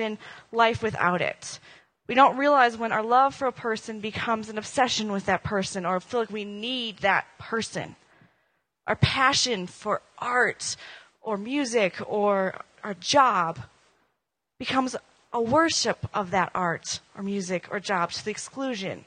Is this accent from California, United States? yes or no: no; Minnesota, United States; moved away; I'm from Minnesota